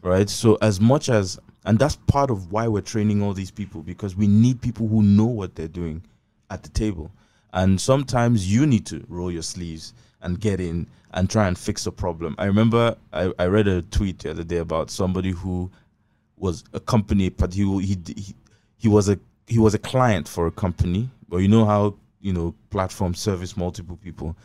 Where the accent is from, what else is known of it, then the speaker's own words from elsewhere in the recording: Abak, Akwa Ibom, Nigeria; I'm from, I'm from Abak